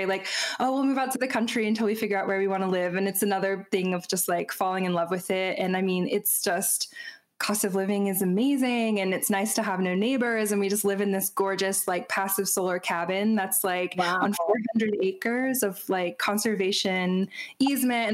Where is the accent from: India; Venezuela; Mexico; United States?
United States; Chattanooga, Tennessee; also born or lived in northwestern Georgia; now in Georgia, United States; I'm from Chattanooga and I live about an hour away, even though growing up, you know, I was like, I'm going to get so far away, and somehow like found my way back here